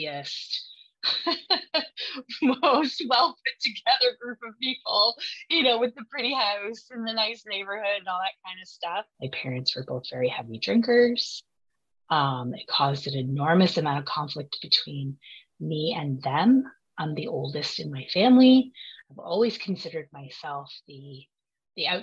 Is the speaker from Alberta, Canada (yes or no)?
no; Vancouver, British Columbia, Canada; now in Ottawa, Canada; I am from Ottawa, Ontario, which is the capital of Canada. I didn't grow up here. I'm from Vancouver originally